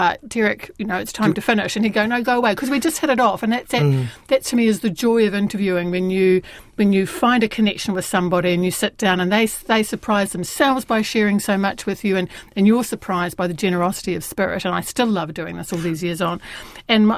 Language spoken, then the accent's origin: English; New Zealand